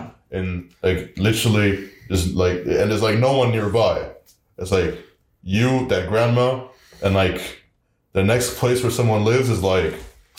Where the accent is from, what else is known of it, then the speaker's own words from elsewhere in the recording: Argentina; also born or lived in Brazil; Like, for me, like, Argentina... I guess I'm from Argentina.